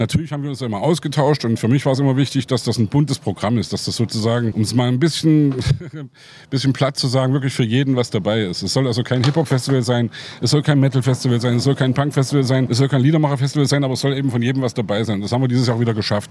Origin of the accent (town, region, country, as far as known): Leipzig, Saxony, Germany; born or raised there